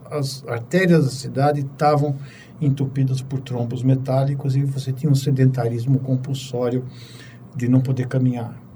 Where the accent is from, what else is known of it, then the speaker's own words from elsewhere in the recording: São Paulo, Brazil; Bom, eu nasci em São Paulo. … porque eu nasci em 54, no quarto centenário.